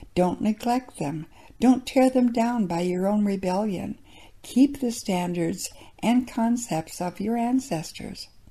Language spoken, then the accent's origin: English; South Dakota, United States; Growing up in South Dakota